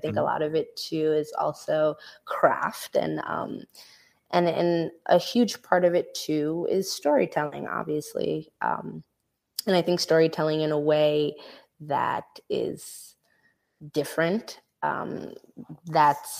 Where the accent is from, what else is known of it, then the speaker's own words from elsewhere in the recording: New York City, New York, United States; I'm from Brooklyn, New York, born and raised